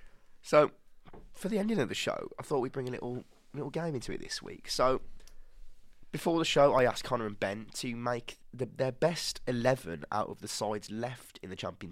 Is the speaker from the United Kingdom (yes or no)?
yes; West Midlands, United Kingdom; Hensford are our local club for anyone not from the West Midlands.